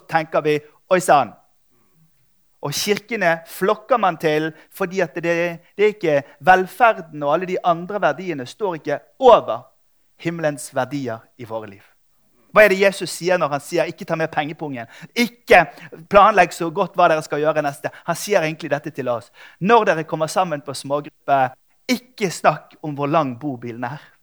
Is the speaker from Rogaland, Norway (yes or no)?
no; Bergen, Vestland, Norway; jeg er fra Bergen.